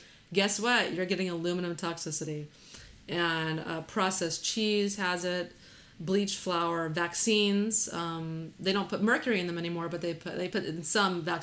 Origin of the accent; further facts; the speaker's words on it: Texas, United States; we're from Texas